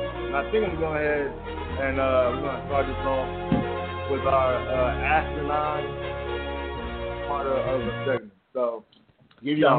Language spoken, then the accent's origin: English; Detroit, Michigan, United States; also born or lived in Canton, Michigan; I'm from Detroit, the D.